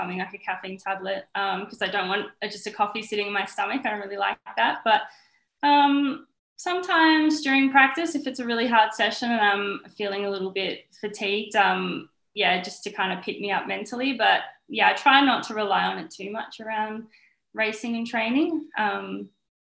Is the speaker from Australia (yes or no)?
yes; Perth, Western Australia, Australia; born and bred in Perth. I haven't ever lived anywhere else.